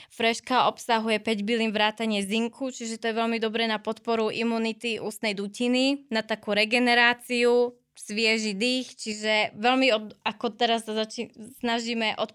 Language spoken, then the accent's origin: Slovak; Slovakia; pretože sme Slováci, máme výborné produkty, máme byť na čo hrdí